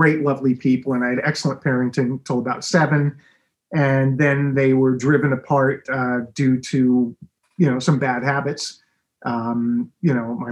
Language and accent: English; Long Island, New York, United States; also born or lived in Amityville, New York / Farmingdale, New York; So I was born in 1962 in New York, in Amityville, coincidentally, where I guess the Amityville Horror was, right? And, you know, grew up in Farmingdale and, when I say grew up, you know, just the first 7 years of my life. And then sort of bounced around Long Island all over the place.